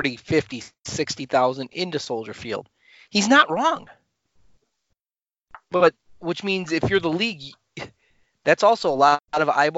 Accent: Chicago, Illinois, United States; we're from Chicago, so that's, Pat and I are Chicagoland area

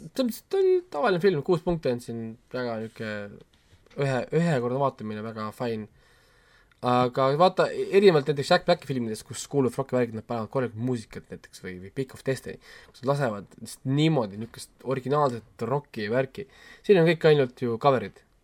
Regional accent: Estonia; mul on kahju olla eestlane teatud momentidel

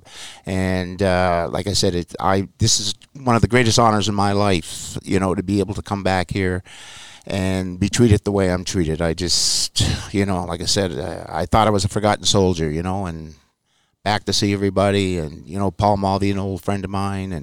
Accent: Nova Scotia, Canada; I come from Canada and Nova Scotia.

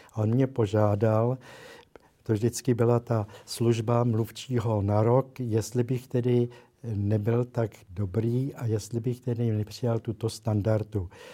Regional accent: Prague, Czechia; protože pocházím z Prahy

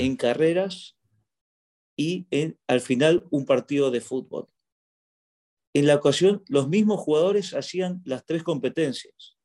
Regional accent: Argentina; moved away as an adult; also born or lived in Egypt; now in Doha, Qatar; me fui de Argentina el año 2002, bueno, por razones que todos sabemos, la crisis económica en nuestro país

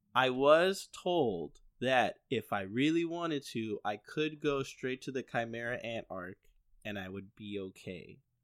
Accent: Chicago, Illinois, United States; we grew up in Chicago

